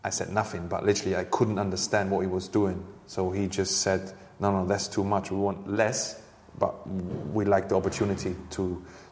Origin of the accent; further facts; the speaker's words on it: Hanover, Lower Saxony, Germany; English is a second language; moved away as an adult; also born or lived in Bremen; now in London, United Kingdom; Hanover, my hometown club and the club I played for as a youngster